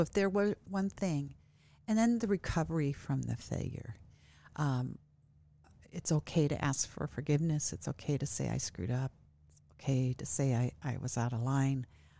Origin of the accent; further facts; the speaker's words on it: Midwest, United States; also born or lived in Northwest; it is culturally different here than what I'm from the Midwest originally, and moved here from the Northwest.